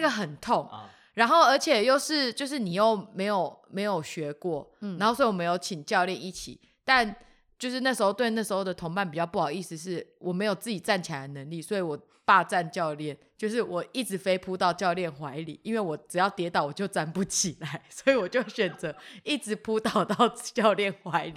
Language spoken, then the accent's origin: Chinese; Kaohsiung, Taiwan; 我是南部人